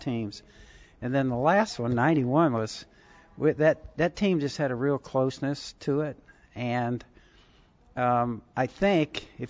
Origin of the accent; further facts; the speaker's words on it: Southern California, United States; I had hot rods and stuff when I was a teenager growing up in Southern California